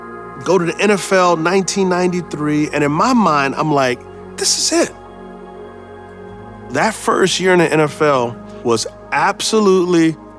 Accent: San Antonio, Texas, United States; I grew up in San Antonio, Texas. We were what's called PO, not poor, because we couldn't afford the O and the R.

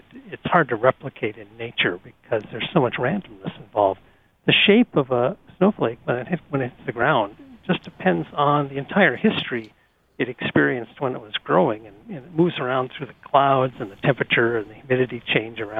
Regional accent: North Dakota, United States; moved away; I grew up in North Dakota where we have a lot of snow

